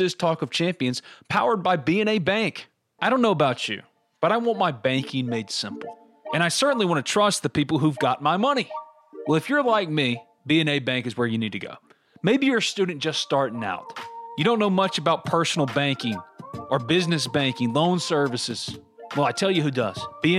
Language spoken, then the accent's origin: English; New Albany, Mississippi, United States; B&A's main office and 2 branch offices are located in New Albany, my hometown